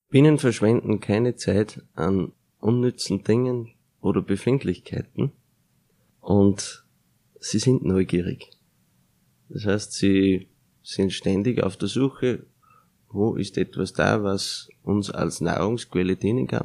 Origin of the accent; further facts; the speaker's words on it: Austria; Bei uns in Österreich